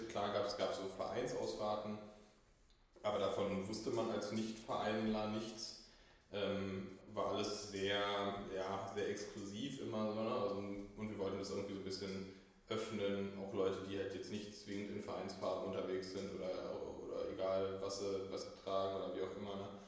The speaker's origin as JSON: {"language": "German", "region": "Berlin", "country": "Germany", "tie": "born or raised there", "also_born_or_lived": "Hamburg", "said": "Ja, ich bin ähm, gebürtiger Berliner, auch immer hier gewesen mit einem, mit einem kleinen Hamburger Intermezzo in der Studienzeit."}